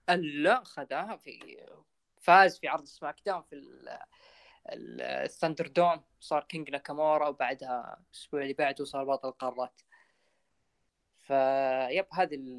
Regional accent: Saudi Arabia; عندنا بالسعوديه

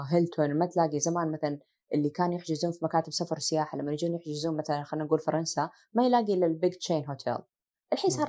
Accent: Asir, Saudi Arabia; الوالده عاده معروف عن سيدات اهل الجنوب احنا من عسير وهي من رجال المعمامه

